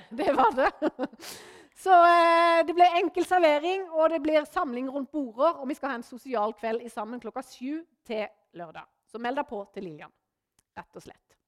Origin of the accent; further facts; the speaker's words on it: Norway; moved away; hjemme på Løvjemås, der jeg kommer ifra